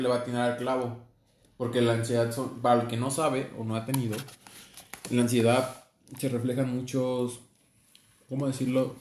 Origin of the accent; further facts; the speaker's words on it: Mexico; Tenemos esa idea tan pobre como mexicanos